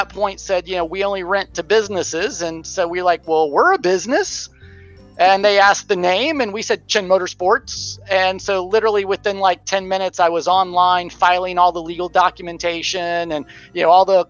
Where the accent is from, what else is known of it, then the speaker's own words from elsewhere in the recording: Florida, United States; I'm born and bred in the beautiful sunny state of Florida